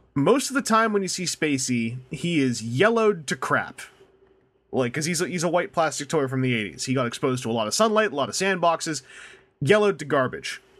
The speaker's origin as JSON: {"language": "English", "country": "Canada", "accent": "Canadian"}